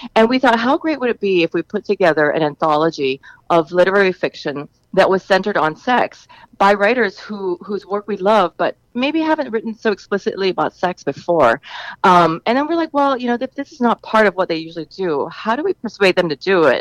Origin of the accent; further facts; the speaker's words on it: Singapore; now in New York, United States; I'm from Singapore